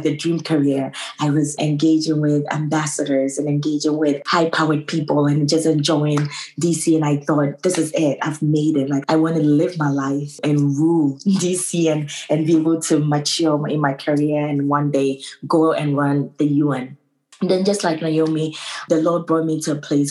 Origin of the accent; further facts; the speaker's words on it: Ghana; also born or lived in New York, United States; now in Boston, United States; I was born and raised in Ghana, moved to New York, got married to a wonderful man who lives in Boston. So now I live in Boston